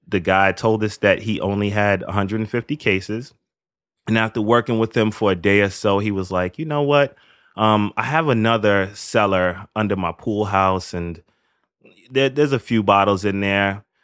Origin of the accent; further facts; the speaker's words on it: New York City, New York, United States; I grew up in the Northeast Bronx, which is a pretty Caribbean neighborhood.